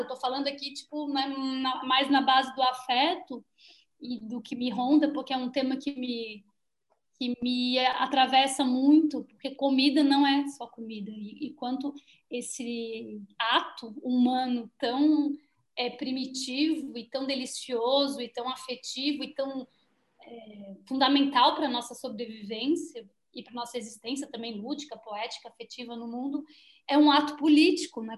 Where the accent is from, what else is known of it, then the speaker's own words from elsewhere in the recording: Santa Catarina, Brazil; Eu venho aqui de Santa Catarina, que é né, a terra de, da matança dos porcos e, e frangos